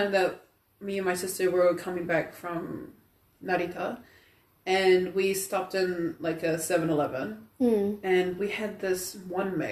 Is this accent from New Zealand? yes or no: yes; New Zealand; I grew up here. In New Zealand?